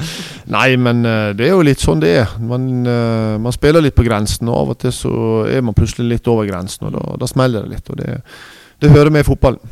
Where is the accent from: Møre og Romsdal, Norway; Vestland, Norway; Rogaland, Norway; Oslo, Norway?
Vestland, Norway; Nordfjordeid; moved away; jeg er fra Nordfjordeid